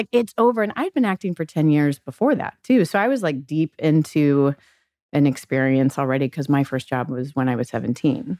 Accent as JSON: {"language": "English", "town": "Gulf Breeze", "region": "Florida", "country": "United States", "said": "I'm from Gulf Breeze, Florida"}